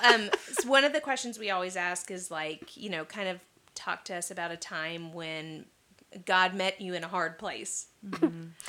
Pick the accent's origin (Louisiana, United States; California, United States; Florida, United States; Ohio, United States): Louisiana, United States; I'm from Louisiana